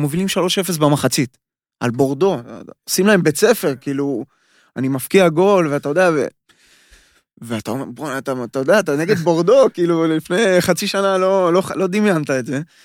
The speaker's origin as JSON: {"language": "Hebrew", "country": "Israel", "moved": "as an adult", "lives_now": "Austria", "said": "אנחנו ישראלים"}